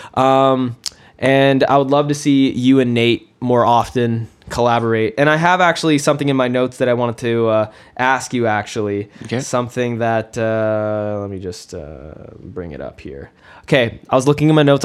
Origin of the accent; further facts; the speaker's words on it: Kelowna, British Columbia, Canada; I went to South Rutland Elementary. I went to RMS and RSS too